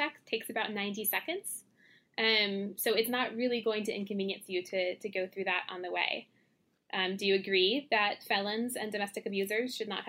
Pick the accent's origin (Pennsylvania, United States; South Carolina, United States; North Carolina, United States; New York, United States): North Carolina, United States; moved away; I'm from North Carolina